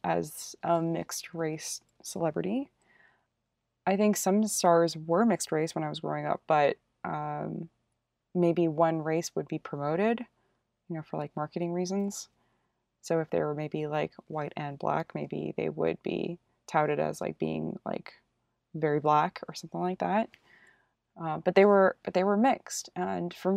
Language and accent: English; United States; I am Korean American